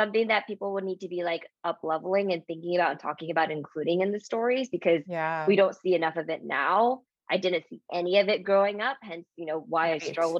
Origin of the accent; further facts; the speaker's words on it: United States; I am, you know, Japanese American, raised by two Japanese immigrants in the US